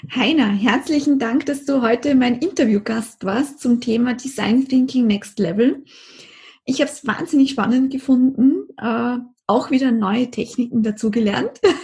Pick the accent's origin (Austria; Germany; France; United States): Austria; bei uns in Österreich